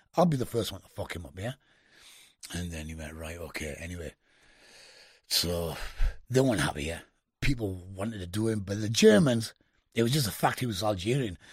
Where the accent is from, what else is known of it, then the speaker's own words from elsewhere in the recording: United Kingdom; I was the only Brit, yeah? but I'm not only a Brit, but I'm Indian